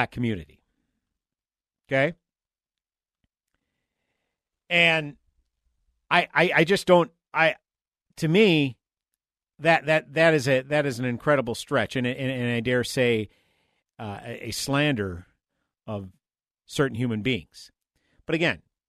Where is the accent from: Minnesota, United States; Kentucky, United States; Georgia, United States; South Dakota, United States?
Minnesota, United States; St. Paul; I grew up in St. Paul, lived in St. Paul all my life